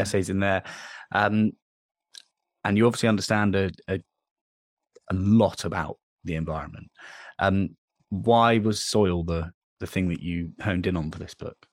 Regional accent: Dorset, South West England, United Kingdom; I'm from Dorset, so I'm I'm down, down south and I, it's a farming county, right? There's loads of, lots and lots of land used for farming here. And I, I grew up in a village

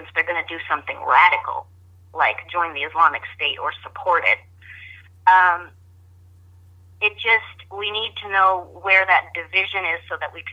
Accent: United States; I'm speaking as an American

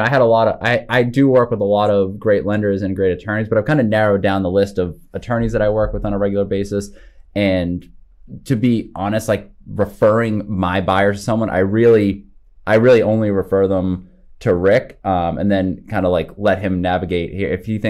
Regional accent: Hanover, Massachusetts, United States; I grew up in Hanover, so okay. I'm from the South Shore area.

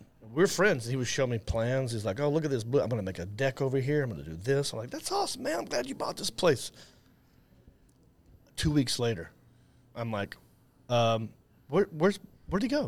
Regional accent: Hickory, North Carolina, United States; also born or lived in Raleigh, North Carolina; I'm from Hickory, North Carolina. Born and raised there

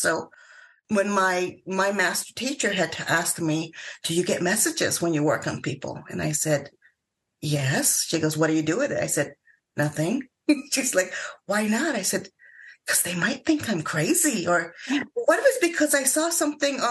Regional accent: Hawaii, United States; I grew up in Hawaii

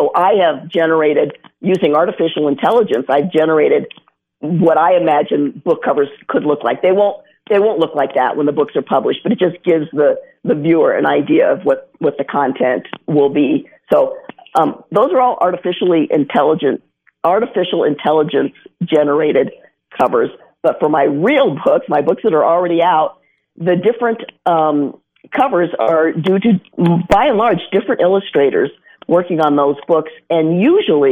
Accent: Colorado, United States; I grew up here in Colorado

